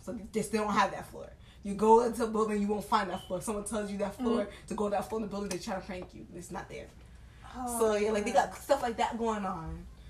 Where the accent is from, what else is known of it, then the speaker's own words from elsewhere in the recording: Haiti; they made us afraid to be Haitian